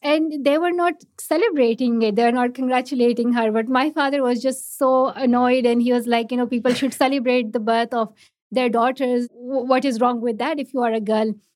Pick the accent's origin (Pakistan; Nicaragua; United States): Pakistan; first language Pashto; English is a second language; For me, like I learned English in Urdu, not in my own mother tongue, not in Pashto, but in Urdu. It's just the education structure in Pakistan